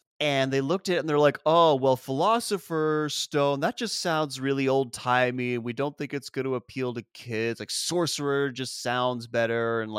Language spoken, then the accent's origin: English; United States; accent: American; being like the American kid because I like never really lost my accent.